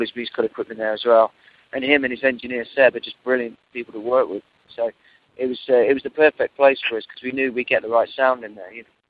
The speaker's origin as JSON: {"language": "English", "town": "Nottingham", "region": "East Midlands", "country": "United Kingdom", "tie": "born or raised there", "moved": "as an adult", "lives_now": "London, United Kingdom", "said": "I moved from Nottingham, where I grew up, to London"}